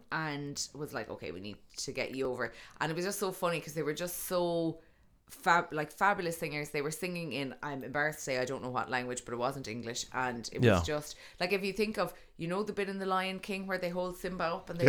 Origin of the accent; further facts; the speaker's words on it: Tralee, Munster, Ireland; I'm from Tralee